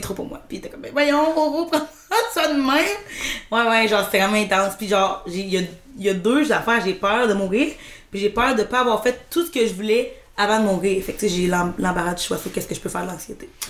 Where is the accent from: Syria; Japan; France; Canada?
Canada; Rivière-du-Loup, Quebec; moved away as an adult; je suis partie à 18 ans de Rivière-du-Loup